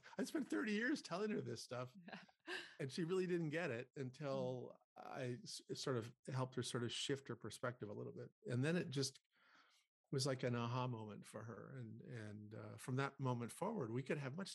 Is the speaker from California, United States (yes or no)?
no; North Dakota, United States; I grew up in North Dakota, which is a very rural state in the U.S.